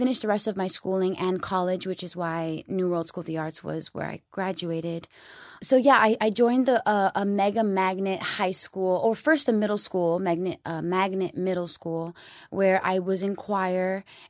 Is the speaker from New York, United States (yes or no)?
yes; New York, United States; also born or lived in Florida; I grew up in New York and in Florida.